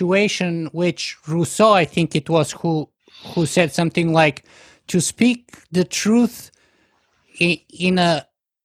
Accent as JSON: {"language": "English", "country": "Bulgaria", "tie": "born or raised there", "moved": "yes", "said": "I grew up in Bulgaria, and when you're 18 there, you have to go."}